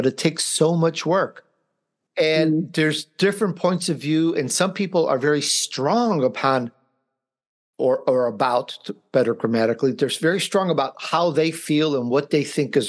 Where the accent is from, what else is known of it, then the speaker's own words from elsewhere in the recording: Chicago, Illinois, United States; I grew up in Chicago